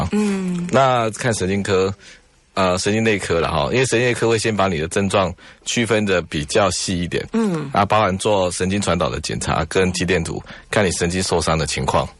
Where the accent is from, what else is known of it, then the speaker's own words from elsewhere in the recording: Taiwan; 因为我们台湾人也不太喜欢晒太阳嘛